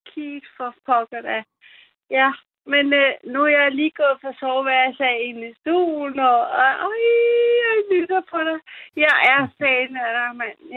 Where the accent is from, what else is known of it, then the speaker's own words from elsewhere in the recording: Germany; also born or lived in Kiel; now in Denmark; kommer fra min fødeø, som ligger på øh, i Nordsøen. Øh, ich bin Deutsch. Ich komme von øh, Deutschland. Øh, jeg kommer fra Tyskland.